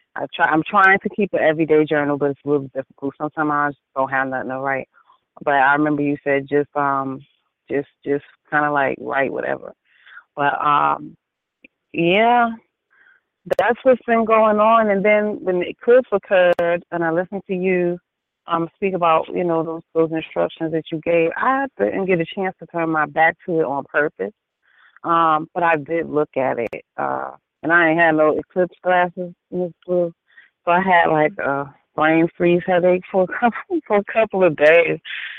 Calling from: Annapolis, North Carolina, United States; Annapolis, North Carolina.

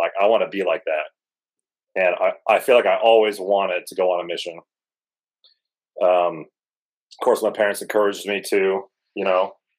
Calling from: Chandler, Arizona, United States; I am in my son's room. I'm going to get super specific. from Chandler, Arizona.

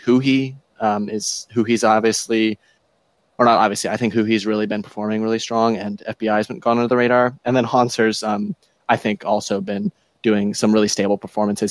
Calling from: Richmond, Virginia, United States; I'm calling from Richmond, Virginia

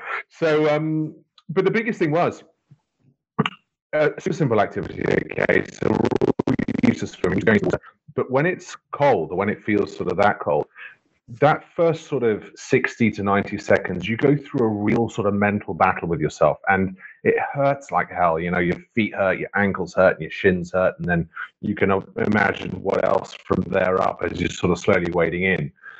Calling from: Wales, United Kingdom; So I'm in West Wales at the moment.

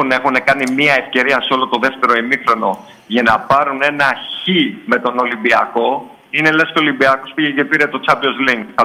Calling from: Kypseli, Attica, Greece; από Κυψέλη.

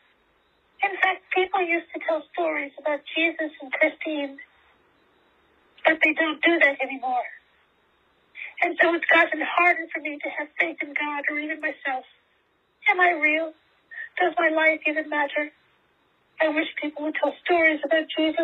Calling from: Budapest, Hungary; I'm calling from Budapest, Hungary

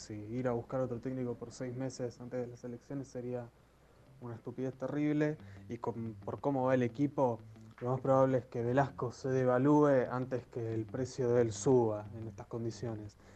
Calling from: Monte Grande, Buenos Aires Province, Argentina; de Montegrande.

